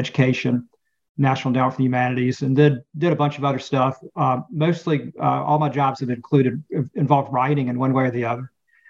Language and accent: English; Spartanburg, South Carolina, United States; also born or lived in Nashville, Tennessee / Washington, D.C.; I'm from Spartanburg, South Carolina, originally. Grew up here, and after went away to college after I grew up in Spartanburg to Vanderbilt University, and then from there to Washington, D.C.